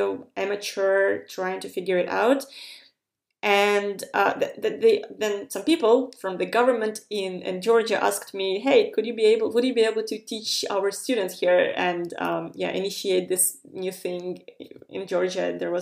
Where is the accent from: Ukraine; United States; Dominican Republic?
Ukraine; moved away as an adult; also born or lived in Estonia; I'm coming from Ukraine, where people usually just are very crafty